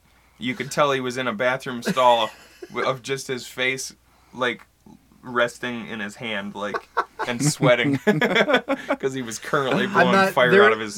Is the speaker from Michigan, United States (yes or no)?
yes; Bad Axe, Michigan, United States; growing up in Bad Axe, I had a lot of friends and family who had wells